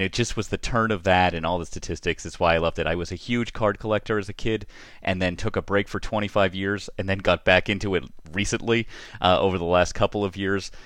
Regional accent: Boston, Massachusetts, United States; I grew up in Boston

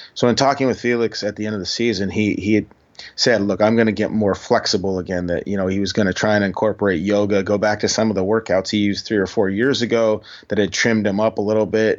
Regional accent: Havre, Montana, United States; moved away; also born or lived in North Dakota / Seattle; growing up in Montana, in small town in Montana, uh, the, the large town Haver, uh, which is way up by the Canadian border

